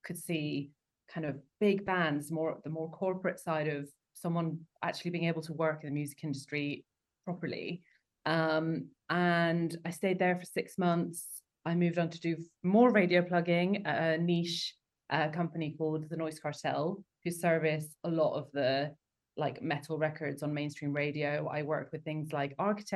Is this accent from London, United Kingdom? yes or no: yes; London, United Kingdom; I grew up in London going to gigs in Camden